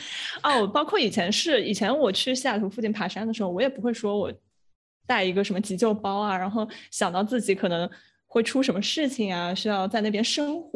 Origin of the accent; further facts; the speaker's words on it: China; 可能中国人就是跟自然的连接比较少，所以我们从小都是在城市长大，没有想过去自然需要操心这么多的事儿。